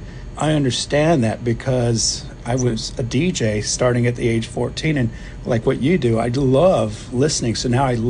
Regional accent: Plano, Texas, United States; moved away as an adult; also born or lived in Iceland / Norway / Tokyo / Japan; now in Oahu, United States; I grew up in Plano, Texas, which is north of Dallas

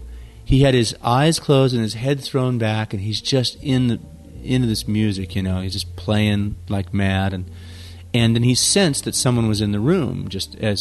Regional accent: San Jose, California, United States; my hometown, San Jose, California.

